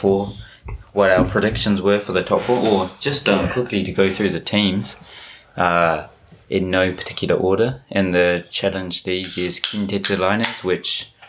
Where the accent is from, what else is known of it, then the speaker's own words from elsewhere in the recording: Rotorua, Bay of Plenty, New Zealand; now in Japan; Born and raised in Rotorua, went to Auckland University. Then graduated, came to Japan and started translating at Coca-Cola Red Sparks.